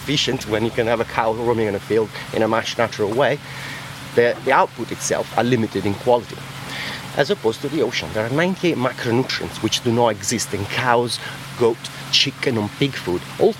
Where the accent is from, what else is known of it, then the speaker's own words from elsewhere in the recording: Lake Como, Lombardy, Italy; English is a second language; now in England; Lake Como.